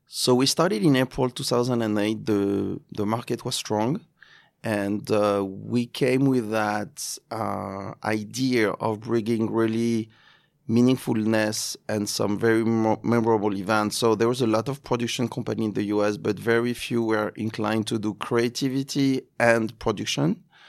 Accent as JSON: {"language": "English", "town": "Cannes", "region": "Provence-Alpes-Côte d'Azur", "country": "France", "tie": "born or raised there", "also_born_or_lived": "Paris, France", "accent": "French", "second_language": "English", "moved": "as an adult", "lives_now": "New York, United States", "said": "Cannes, uh, my hometown"}